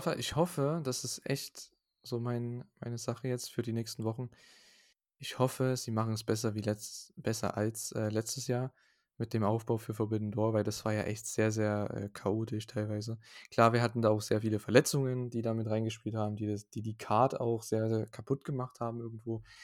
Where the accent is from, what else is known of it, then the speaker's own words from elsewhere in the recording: Saxony, Germany; bei uns in Sachsen